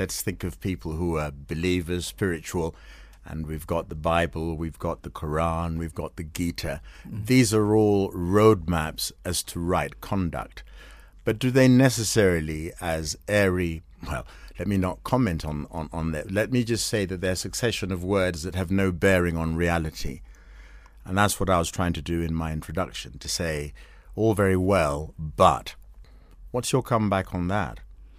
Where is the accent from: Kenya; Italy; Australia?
Kenya; here I am, I'm a Kenyan